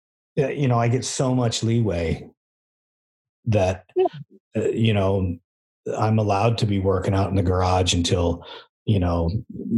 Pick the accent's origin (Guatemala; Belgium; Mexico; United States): United States; Southern California; we come from Southern California